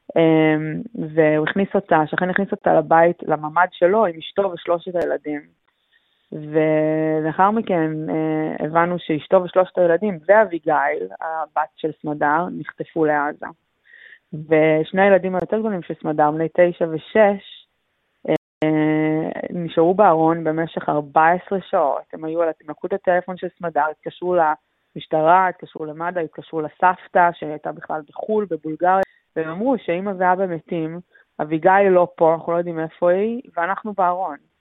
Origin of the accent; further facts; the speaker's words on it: Kfar Aza, Southern District, Israel; moved away as an adult; now in Melbourne, Australia; אני נולדתי בקיבוץ וגדלתי שם עד, אה, עד אחרי הצבא, שעזבתי לאוסטרליה